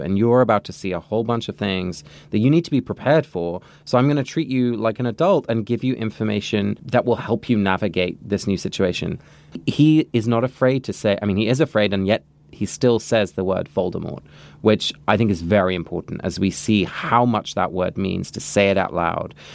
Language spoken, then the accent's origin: English; England, United Kingdom; moved away; I grew up in England